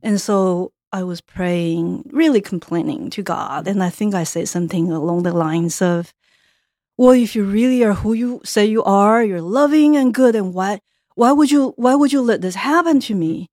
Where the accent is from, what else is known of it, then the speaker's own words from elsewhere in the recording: Taiwan; moved away as an adult; now in United States; I grew up in Taiwan